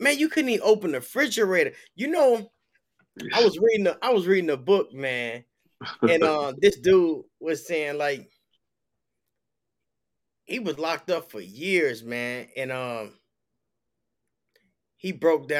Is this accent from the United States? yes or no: yes; Chicago, Illinois, United States; moved away as an adult; also born or lived in Peoria, Illinois; I'm from Chicago, but I came down to Peoria and like 96, 97, like 97.